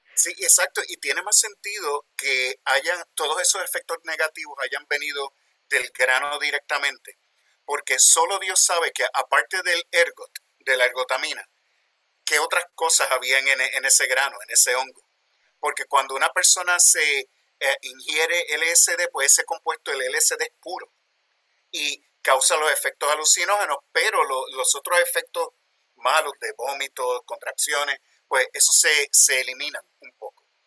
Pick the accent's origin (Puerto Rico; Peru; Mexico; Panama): Puerto Rico; moved away as an adult; also born or lived in New York, United States; now in Pennsylvania, United States; Soy de Puerto Rico, nacido y criado allá, pero trabajo en los Estados Unidos, en Westchester University, en Pensilvania